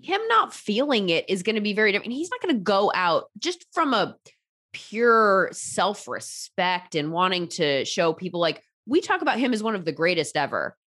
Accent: California, United States; I'm from California

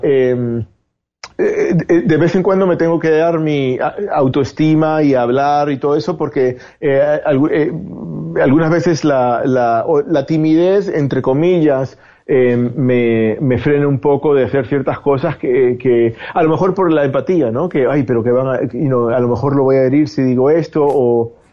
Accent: Spain; moved away as an adult; also born or lived in Cuba; now in Miami, United States; me, crié en España

